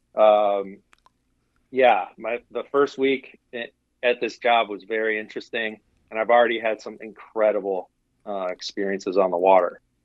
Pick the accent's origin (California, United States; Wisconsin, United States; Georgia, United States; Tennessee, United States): Wisconsin, United States; I grew up in Wisconsin